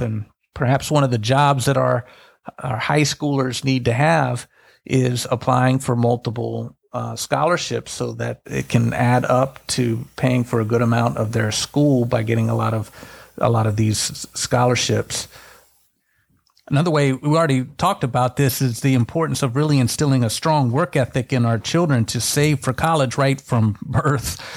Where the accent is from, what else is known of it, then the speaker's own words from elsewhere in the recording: Tallahassee, Florida, United States; I grew up in Tallahassee, right by Florida State